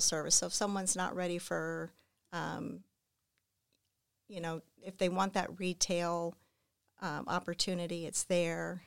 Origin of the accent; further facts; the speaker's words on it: Clearwater, Florida, United States; also born or lived in Clermont, Florida / Mascotte, Florida / Largo, Florida / Indiana; I am a native of Florida